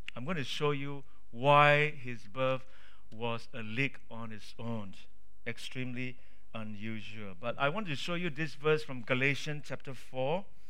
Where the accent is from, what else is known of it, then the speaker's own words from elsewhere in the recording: Singapore; I'm a Singaporean. I'm a big kiasu as well.